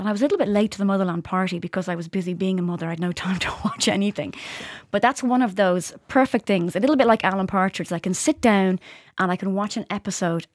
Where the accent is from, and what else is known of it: Ireland